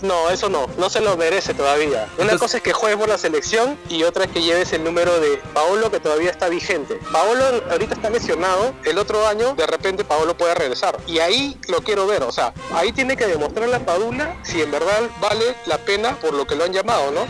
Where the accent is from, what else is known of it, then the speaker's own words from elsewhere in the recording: Peru; los peruanos pues, somos papistas